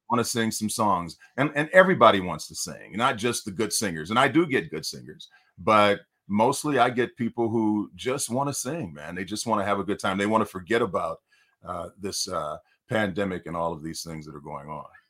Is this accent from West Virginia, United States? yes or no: no; Detroit, Michigan, United States; now in California, United States; I'm from Detroit, Michigan